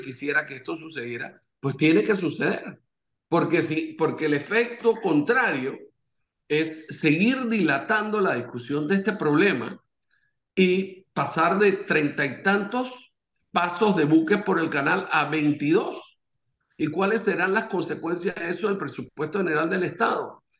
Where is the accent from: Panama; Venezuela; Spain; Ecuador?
Panama; como panameños